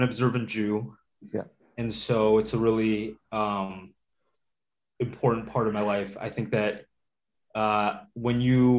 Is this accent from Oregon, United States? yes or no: yes; Portland, Oregon, United States; also born or lived in Riga, Latvia; now in New Jersey, United States; I was born in Riga, Latvia. When I was born there, it was the Soviet Union, former Soviet Union. I came to Portland, Oregon, as a young kid when I was about to turn five.